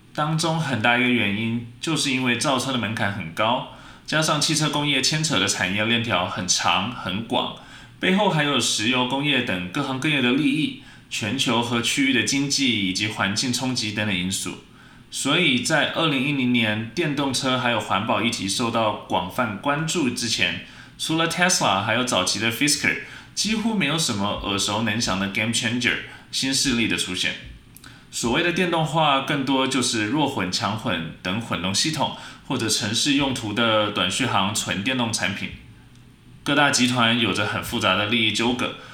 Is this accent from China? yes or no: no; Taiwan; 我们台湾人